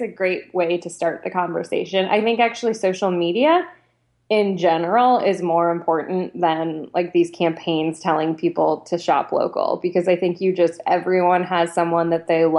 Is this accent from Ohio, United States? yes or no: yes; Ohio, United States; moved away as an adult; also born or lived in Minneapolis; I grew up in Ohio